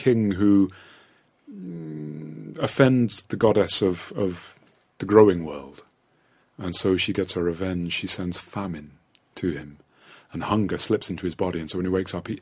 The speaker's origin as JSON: {"language": "English", "region": "London", "country": "United Kingdom", "also_born_or_lived": "Yorkshire", "lives_now": "East London, United Kingdom", "said": "I'm from London. I'm actually not from East London. I'm from Southwest London, but I live in East London now."}